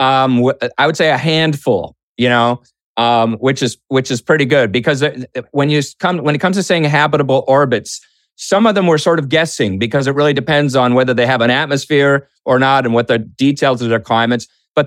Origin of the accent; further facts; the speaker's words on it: Boston, Massachusetts, United States; Boston, my hometown.